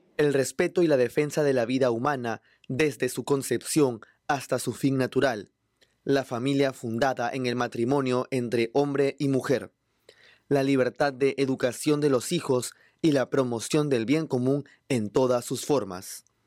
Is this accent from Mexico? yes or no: no; Nicaragua; moved away as an adult; now in United States; la Iglesia Católica de mi país